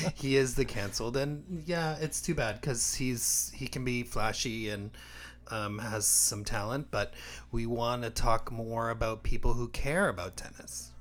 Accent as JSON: {"language": "English", "town": "Windsor", "region": "Ontario", "country": "Canada", "tie": "born or raised there", "lives_now": "Toronto, Canada", "said": "Windsor, my hometown"}